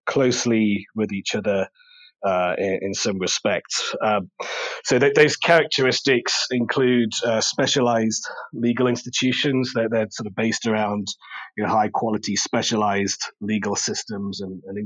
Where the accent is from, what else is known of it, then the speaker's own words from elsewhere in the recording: England, United Kingdom; moved away as an adult; also born or lived in Germany / Cayman Islands; now in Bermuda; I grew up in England, as you can probably tell from the way I speak